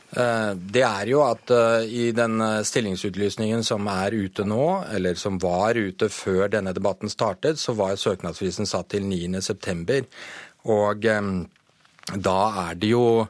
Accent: Denmark; Norwegian is a second language; now in Norway; jeg er dansk

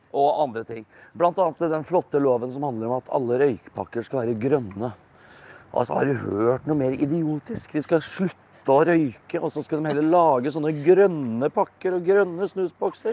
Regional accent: Østfold, Norway; jeg er fra Østfold

